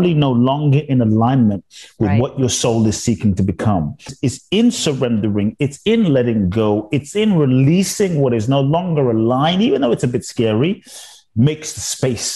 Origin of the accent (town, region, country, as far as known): London, United Kingdom; born or raised there; also born or lived in Ghana